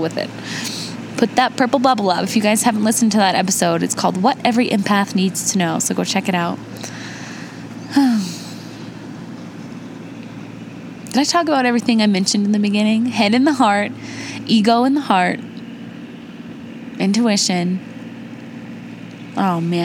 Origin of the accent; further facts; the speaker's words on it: Indiana, United States; I was born in Indiana to my mom and my dad, but they divorced